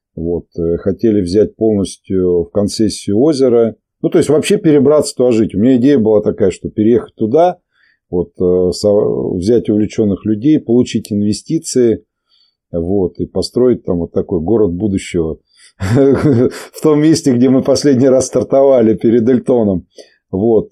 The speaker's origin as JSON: {"language": "Russian", "town": "Volzhsky", "region": "Volgograd Oblast", "country": "Russia", "said": "мы из Волжского, и корни мои отсюда из Подволжского"}